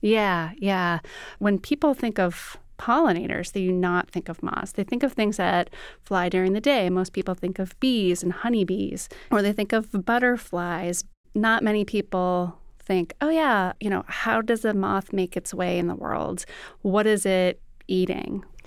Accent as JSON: {"language": "English", "town": "Fargo", "region": "North Dakota", "country": "United States", "tie": "born or raised there", "said": "I grew up in Fargo, North Dakota"}